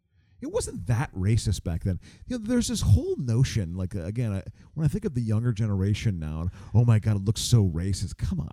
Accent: Boston, Massachusetts, United States; We're from Boston.

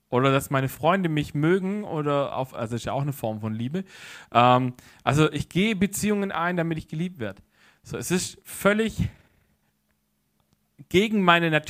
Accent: Baden-Württemberg, Germany; weil ich komme ja aus der Ecke, also hinter Stuttgart her, so vom Zeilenspitzen der Schwäbischen Alb, wie man so schön sagt

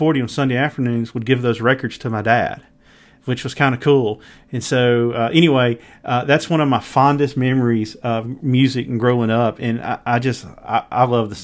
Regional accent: Mississippi Delta, United States; I grew up in the Mississippi Delta

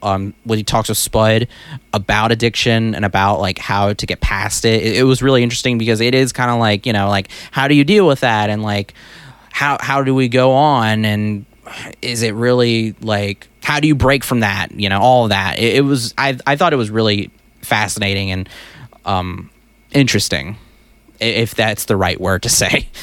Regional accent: United States; we're American

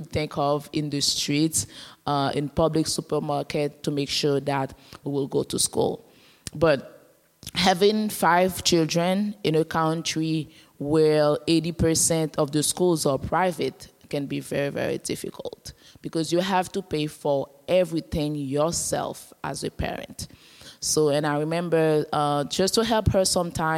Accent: Port-au-Prince, Ouest, Haiti; I was born in Port-au-Prince, the capital of Haiti

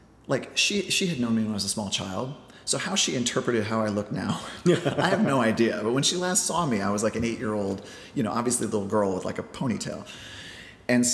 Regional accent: Iowa, United States; moved away as an adult; now in New York, United States; my hometown in Iowa

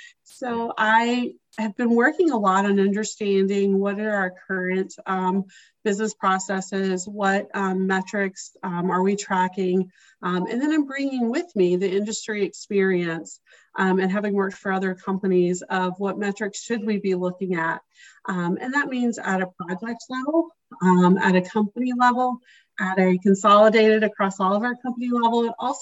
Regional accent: Arkansas, United States; moved away as an adult; also born or lived in Chicago, Illinois / Kentucky / Texas; now in Minneapolis, United States; I'm originally from Arkansas, so I grew up in Arkansas and spent the first few years of my career there, but then the majority of my career was spent in Chicago.

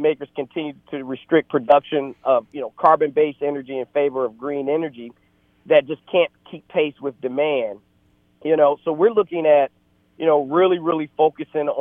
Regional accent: Detroit, Michigan, United States; moved away as an adult; also born or lived in Atlanta, Georgia; now in Virginia, United States; I grew up in Detroit, Michigan

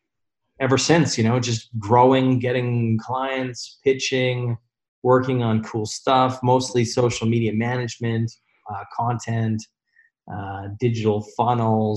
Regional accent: Calgary, Alberta, Canada; moved away as an adult; also born or lived in Toronto, Canada / Denmark; I'm from Calgary, Alberta, originally, and then moved to Toronto when I was 23

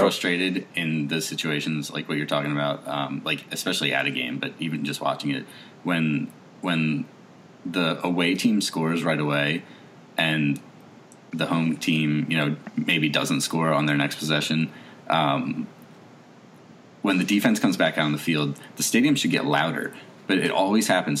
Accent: across the river from Philadelphia, New Jersey, United States; I was born in Philly and raised right across the river from it

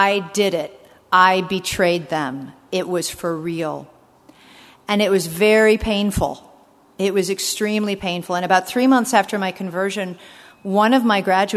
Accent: United States; as an American

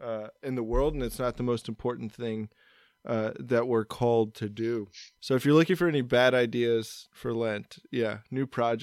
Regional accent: United States; as an American.

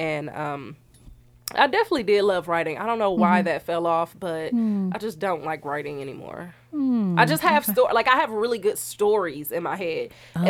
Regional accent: Milwaukee, Wisconsin, United States; I was born and raised in Milwaukee, Wisconsin. And I went to Milwaukee High School of the Arts

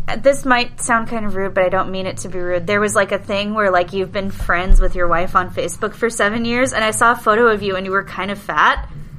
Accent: Southern Orange County, California, United States; Well, I mean, like, I'm Latina, but I grew up in Southern Orange County, so I had, like, all the privilege, and, like, it doesn't matter. Like, I was raised by upper middle class white people

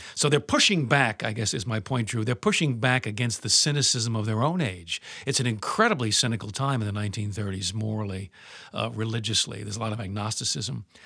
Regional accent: United States; as an American, as a patriot

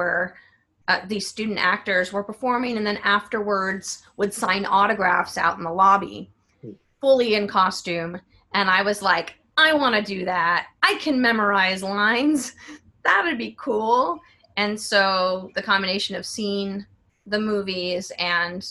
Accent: San Diego, California, United States; now in New York City, United States; I'm originally from San Diego

